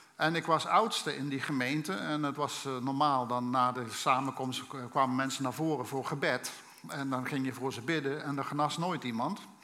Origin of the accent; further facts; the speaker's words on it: Limburg, Netherlands; Ik ben opgegroeid in een, eh, in een Limburgs gezin